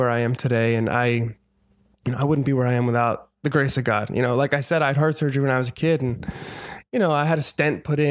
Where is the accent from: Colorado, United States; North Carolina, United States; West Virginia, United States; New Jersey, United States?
New Jersey, United States; Audubon; moved away as an adult; also born or lived in Philadelphia / New York City; now in Los Angeles, United States; That's where I grew up, because I think he mentioned Cherry Hill. I grew up in Audubon, which is literally 5 minutes away.